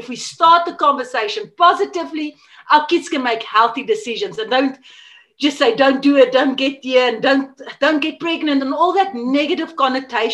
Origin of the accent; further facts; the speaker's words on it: South Africa; first language Afrikaans; English is a second language; I'm from South Africa. And yeah, I grew up here, I live here